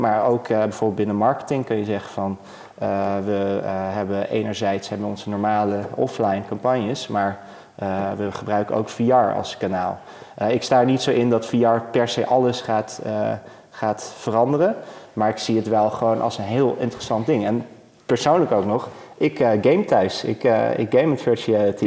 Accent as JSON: {"language": "Dutch", "country": "Netherlands", "said": "als Nederlander"}